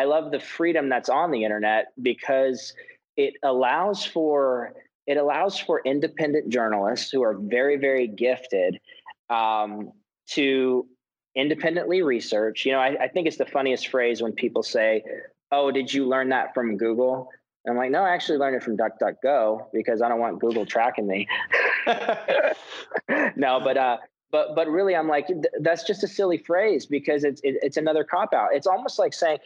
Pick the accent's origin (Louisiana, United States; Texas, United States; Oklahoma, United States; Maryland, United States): Texas, United States; moved away as an adult; also born or lived in Kansas City; my growing up in Texas, growing up in a right-wing family